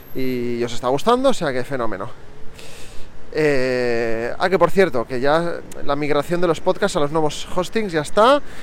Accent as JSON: {"language": "Spanish", "town": "Barcelona", "region": "Catalonia", "country": "Spain", "accent": "neutral Catalan", "said": "yo hablo catalán de toda la vida, yo soy de Barcelona"}